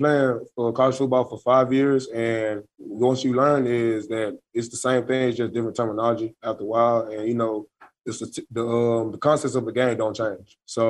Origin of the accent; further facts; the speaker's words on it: Memphis, Tennessee, United States; moved away; I'm from Memphis, Tennessee.